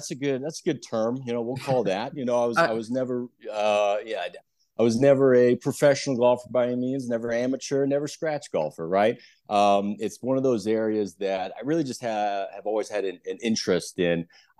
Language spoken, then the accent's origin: English; Nebraska, United States; So I'm originally from Nebraska, went to University of Nebraska, Lincoln for undergrad, go Big Red